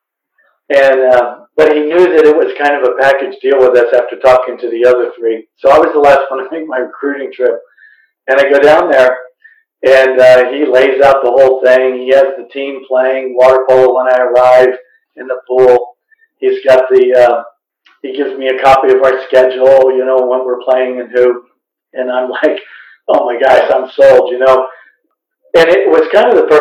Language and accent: English; outside of Philadelphia, Pennsylvania, United States; I grew up outside of Philadelphia